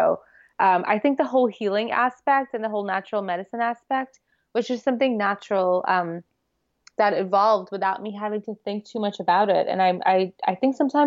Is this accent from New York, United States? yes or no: yes; New York City, New York, United States; I grew up here